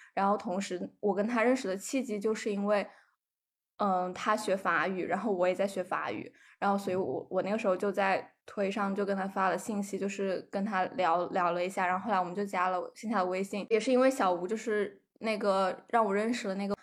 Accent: southern China, China; 我是个南方人

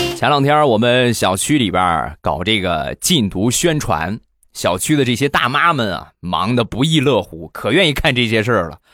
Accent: Rizhao, Shandong, China; 在山东，在我的家乡日照

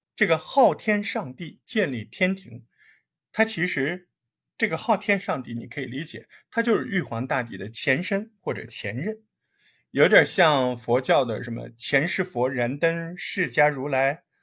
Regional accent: China; 咱们也是中国人

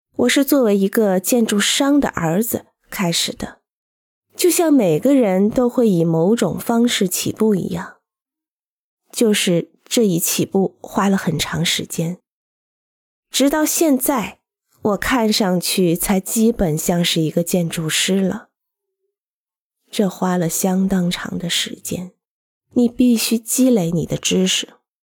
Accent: Genoa, Liguria, Italy; also born or lived in Pegli; 我出生在热那亚城郊小镇配里，并成长于热亚纳

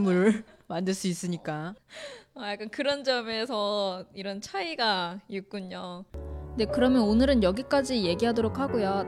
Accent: South Korea; 저도 한국 사람 입장에서

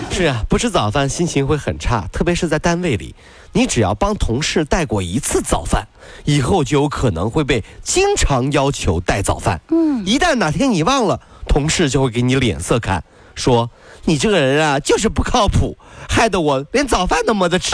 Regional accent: China; 还是有很多人喜欢我们中国人的

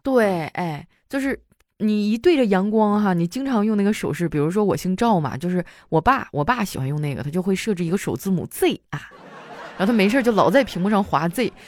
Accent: Qitaihe, Heilongjiang, China; moved away; 我老家在七台河市

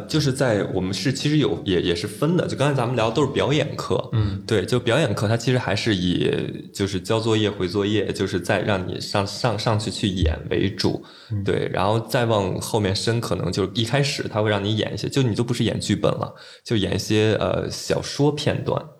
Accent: Beijing, China; 然后我就是北京人

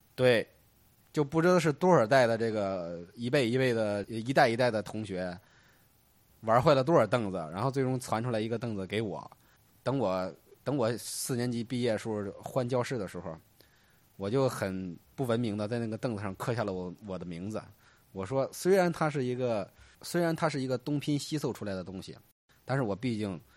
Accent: Hebei, China; 作为一个河北人呢

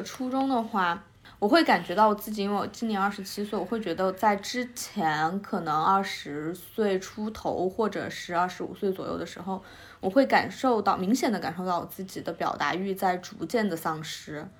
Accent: Sichuan, China; now in Beijing, China; 我是南方人，四川人。

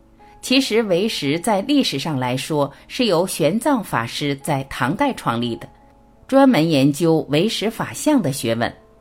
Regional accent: China; 人家说我们中国人没有理论。

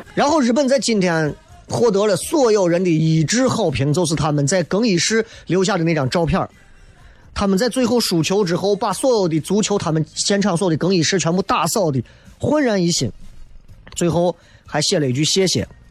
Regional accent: China; 我作为一个中国人

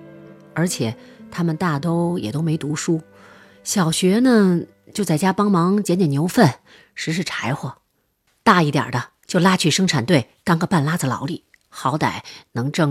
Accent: Northeast China, China; 也可能是因为我们老家比较偏远吧，就是东北平原上的一个小村子

